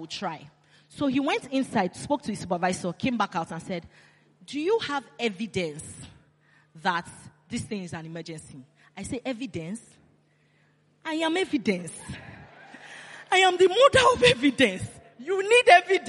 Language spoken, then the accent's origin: English; Nigeria